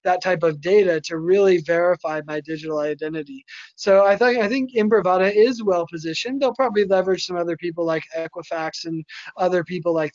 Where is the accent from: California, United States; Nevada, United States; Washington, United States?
Nevada, United States; Las Vegas; my hometown in Vegas